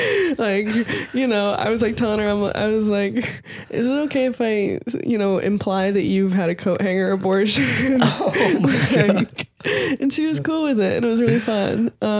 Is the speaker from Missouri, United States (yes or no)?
yes; St. Louis, Missouri, United States; also born or lived in Northern California; I'm from St. Louis originally, and then I finished high school in Northern California.